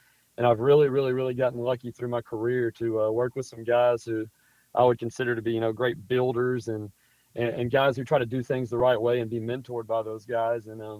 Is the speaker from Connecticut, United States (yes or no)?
no; Beckville, Texas, United States; I'm from East Texas, grew up in Beckville, so about 40 minutes from here.